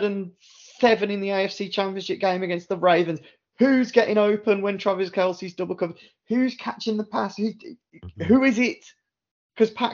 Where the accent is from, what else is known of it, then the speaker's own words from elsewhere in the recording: United Kingdom; a British guy